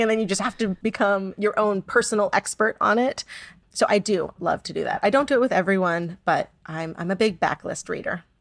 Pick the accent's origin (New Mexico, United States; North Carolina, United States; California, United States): California, United States; San Diego; I grew up in San Diego